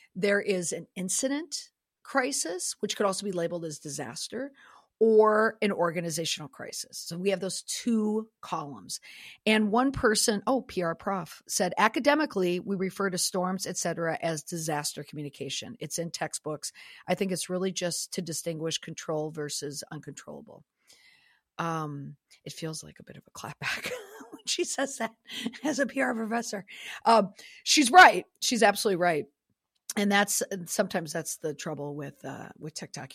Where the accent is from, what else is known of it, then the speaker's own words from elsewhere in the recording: Minnesota, United States; I'm a hockey mom, and I am from Minnesota